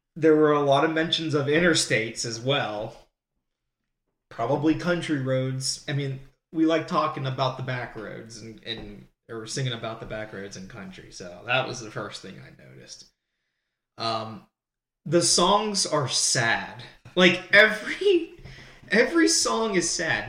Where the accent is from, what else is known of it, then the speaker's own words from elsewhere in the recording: Pennsylvania, United States; I'm from Pennsylvania